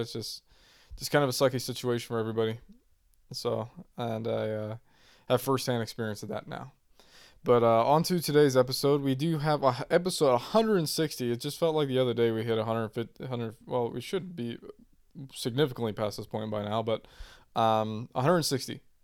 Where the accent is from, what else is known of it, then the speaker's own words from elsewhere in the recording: Indiana, United States; from my hometown here in Indiana